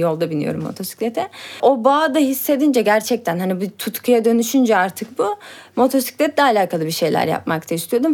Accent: Turkey; ben burada doğdum

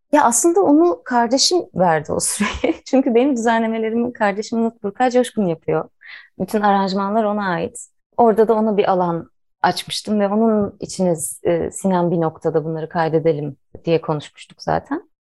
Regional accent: Istanbul, Turkey; moved away as an adult; now in Biga, Turkey; İstanbul'da doğdum.

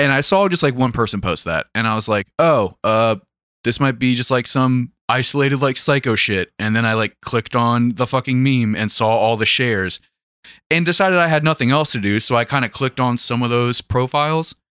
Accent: United States; being an American

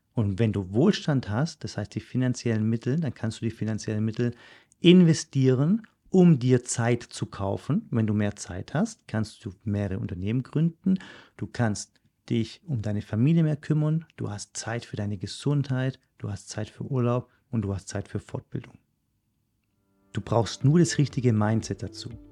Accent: Germany; moved away; also born or lived in Switzerland

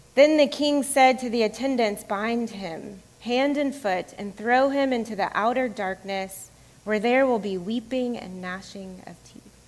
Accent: the South, United States; moved away as an adult; also born or lived in Florida / Georgia / Dominican Republic / Massachusetts; now in Atlanta, United States; I grew up in Florida and Georgia for the most part. I grew up in the South, although Florida often is not considered the South here.

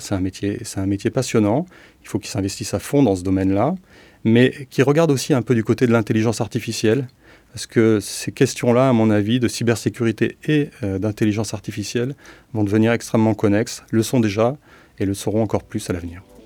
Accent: France; on est français

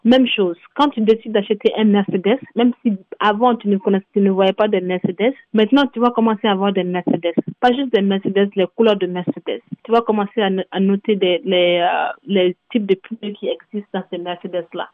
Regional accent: Mali; moved away as an adult; also born or lived in Toronto, Canada; now in Canada; je suis originaire du Mali, je suis au Canada ça fait presque deux ans

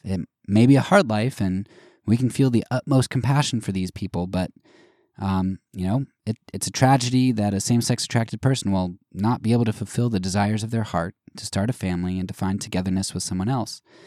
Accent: United States; us as American Christians

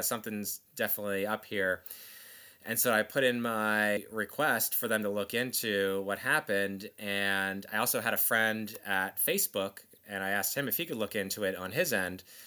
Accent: New Jersey, United States; where I grew up in South Jersey, there was a Nike office

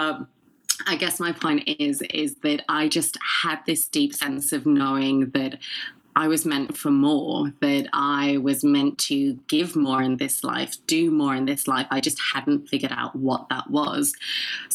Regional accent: England, United Kingdom; moved away as an adult; also born or lived in Sydney, Australia / San Francisco, United States; now in Dallas, United States; I'm actually half Filipina, half Scottish. Grew up in England, but spent 10 years in Australia and then have been in America for the last three

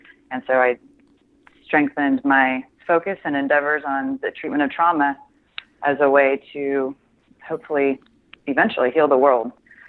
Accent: Midwest, United States; also born or lived in Milwaukee / Denver / Kansas City; I am a Midwestern girl through and through. I was born in Milwaukee

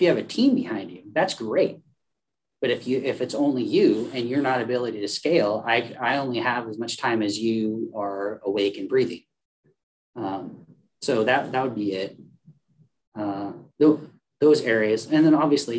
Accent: Oregon, United States; we're from Oregon, so we love the outdoors

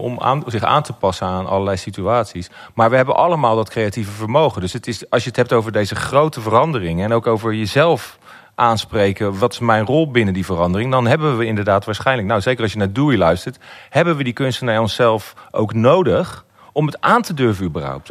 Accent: Netherlands; als Nederlanders

